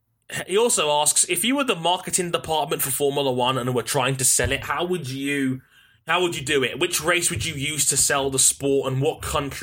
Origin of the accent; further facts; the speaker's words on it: Australia; Also, like Shadow Force said, I'd pick Neil Crompton and Alan Jones because I'm Australian.